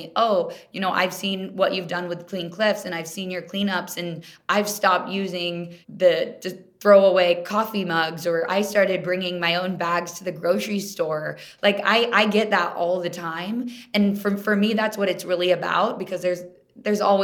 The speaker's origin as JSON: {"language": "English", "town": "Kansas City", "country": "United States", "also_born_or_lived": "Minnesota", "moved": "yes", "said": "I'm from Kansas City originally. I didn't grow up around the ocean or water"}